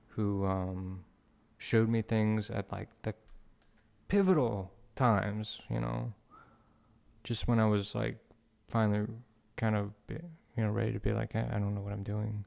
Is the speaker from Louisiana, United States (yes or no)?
yes; Houma, Louisiana, United States; also born or lived in Metairie, Louisiana; Born in Metairie, grow, grew up in Homa, Louisiana